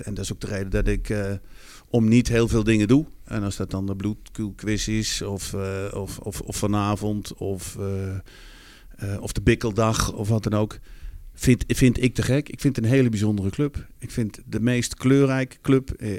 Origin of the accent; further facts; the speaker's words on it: Netherlands; als Nederlander